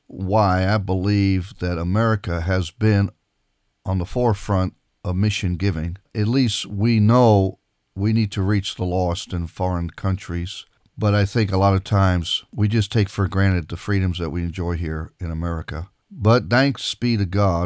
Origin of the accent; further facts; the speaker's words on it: Israel; now in United States; I grew up in Israel